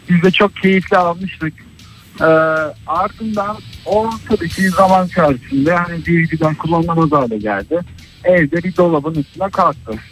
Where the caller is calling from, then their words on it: Istanbul, Turkey; ben İstanbul'dan.